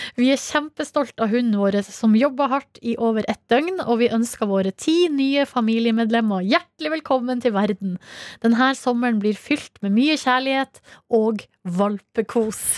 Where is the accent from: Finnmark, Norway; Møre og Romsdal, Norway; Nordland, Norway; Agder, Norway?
Nordland, Norway; Hamarøy; moved away; Sjøl starta jeg uka med en liten miniferie hjemme på Hamarøy